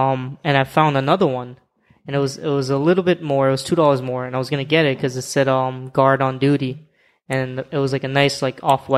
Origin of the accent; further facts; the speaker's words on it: Florida, United States; moved away as an adult; now in New York, United States; In Florida, I'm from Florida. And I've never wore or represented Florida in my clothing. But when moving to New York, I'm like, it's the opposite over here.